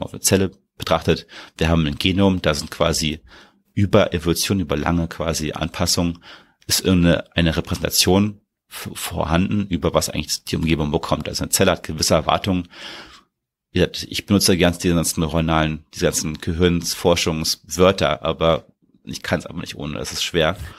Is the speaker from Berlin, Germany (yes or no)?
yes; Berlin, Germany; ich bin ja aus, in Berlin geboren aufgewachsen